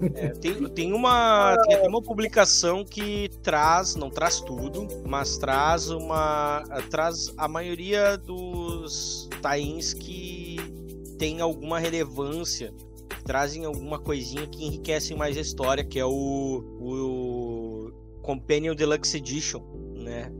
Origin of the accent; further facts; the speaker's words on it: Canoas, Rio Grande do Sul, Brazil; nós três aqui somos de Porto Alegre, região metropolitana. Então nós vamos gravar na, na minha cidade, na minha Canoas